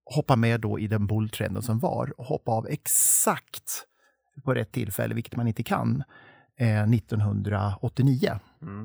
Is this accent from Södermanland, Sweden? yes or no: yes; Torshälla, Södermanland, Sweden; i min hemby eller hemstad Torshälla